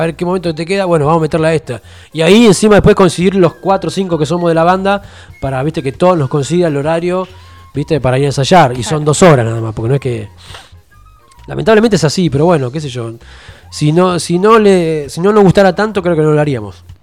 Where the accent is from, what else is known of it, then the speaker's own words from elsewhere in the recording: Haedo, Buenos Aires Province, Argentina; moved away as an adult; also born or lived in El Palomar / Caseros; De Buenos Aires, yo soy de Buenos Aires.